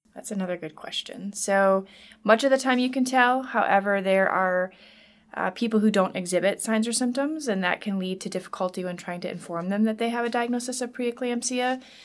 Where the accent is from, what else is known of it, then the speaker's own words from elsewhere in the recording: Wisconsin, United States; moved away as an adult; also born or lived in Minnesota; I'm originally from Wisconsin, and I lived here th, uh, through high school